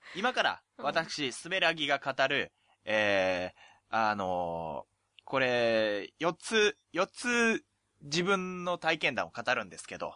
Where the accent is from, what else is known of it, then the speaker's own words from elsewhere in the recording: Oita, Japan; 地元が大分